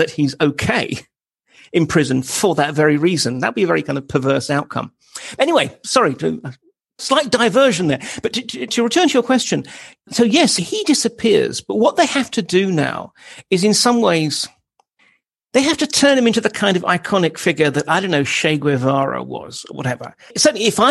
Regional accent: United Kingdom; as a Brit

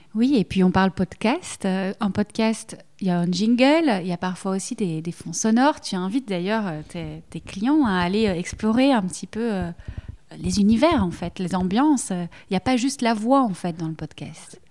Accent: Belgium; accent: Belgian; que ce soit l'accent, le mien, on l'entend, je suis belge

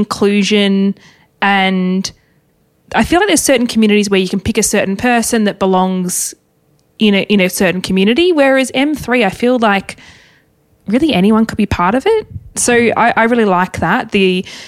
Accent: Tasmania, Australia; Growing up in Tassie, I didn't realise that it's probably not normal to have a property where you see the water

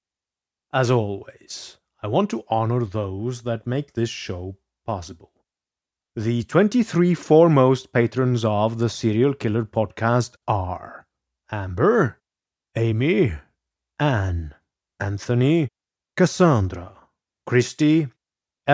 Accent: Norway; English is a second language; also born or lived in Scotland; But I am not American. I am a Norwegian who studied in Scotland, so my accent is a bit unusual

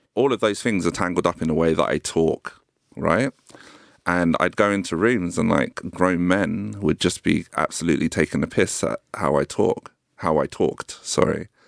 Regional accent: London, United Kingdom; I grew up in South Norwood

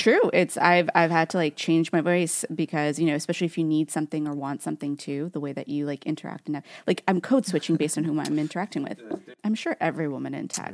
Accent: Newark, California, United States; accent: Californian Valley Girl; I grew up in Newark, and Newark is, like, this, like, donut hole of a city within Fremont in the Bay Area.

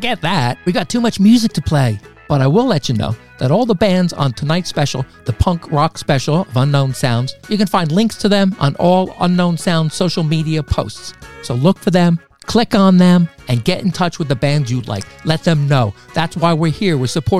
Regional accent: New Jersey, United States; growing up in New Jersey on the East Coast of America

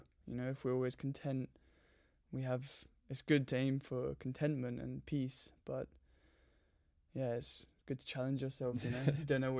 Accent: London, United Kingdom; I grew up in Surrey in Southwest London and have three brothers and a lovely mother and father, and yeah, very normal suburban upbringing.

